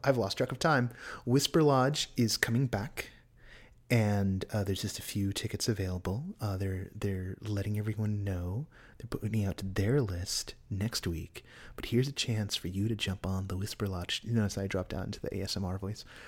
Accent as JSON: {"language": "English", "area": "San Francisco Bay Area", "region": "California", "country": "United States", "tie": "born or raised there", "said": "I was born in Southern California, but I was raised up in the Bay Area."}